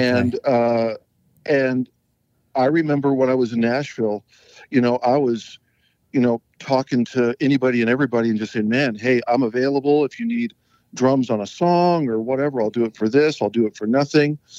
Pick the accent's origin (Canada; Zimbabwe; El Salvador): Canada; now in United States; you know, I grew up skiing in Canada, so I do a lot of skiing here uh, in Utah and uh, with my kids.